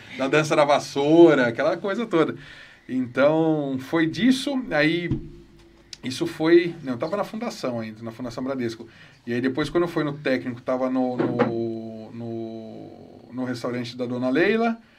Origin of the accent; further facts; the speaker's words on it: Campinas, São Paulo, Brazil; Nasci em Campinas, eu e meu irmão. Nascemos aqui.